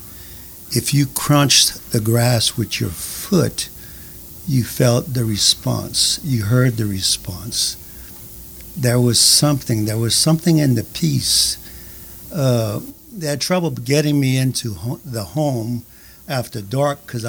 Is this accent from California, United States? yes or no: no; Cajun prairie, Louisiana, United States; also born or lived in Chataignier, Louisiana; I'm a Cajun boy raised on the rolling prairie